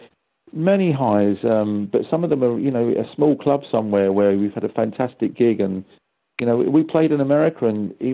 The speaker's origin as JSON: {"language": "English", "region": "London", "country": "United Kingdom", "said": "I'm from London."}